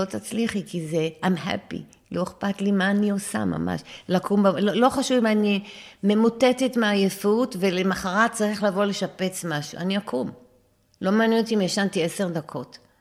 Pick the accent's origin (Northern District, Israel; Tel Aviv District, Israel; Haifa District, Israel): Northern District, Israel; Acre; גרנו ממש על יד הים. תחשבי שהדשא זה הים. בעכו. ממש בעכו.